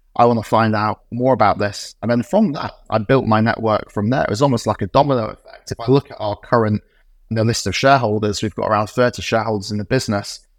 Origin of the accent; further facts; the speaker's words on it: Morley, Yorkshire and the Humber, United Kingdom; also born or lived in Oxford; when I was growing up in Morley in West Yorkshire